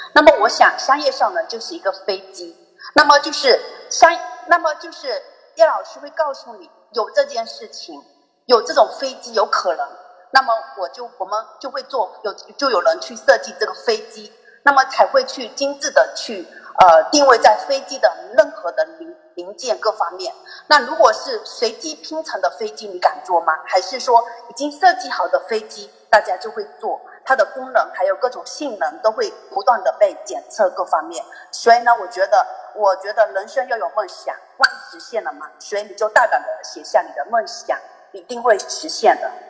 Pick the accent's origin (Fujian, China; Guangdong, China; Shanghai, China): Fujian, China; Zhangzhou; 我是来自漳州的